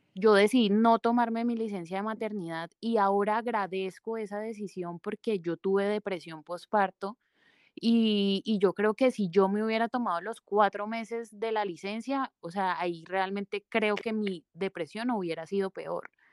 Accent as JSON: {"language": "Spanish", "town": "Sevilla", "region": "Valle del Cauca", "country": "Colombia", "tie": "born or raised there", "also_born_or_lived": "Bogotá", "lives_now": "Cali, Colombia", "said": "soy caleña, aunque crecí en un pueblo muy cercano acá del, valle que se llama Sevilla"}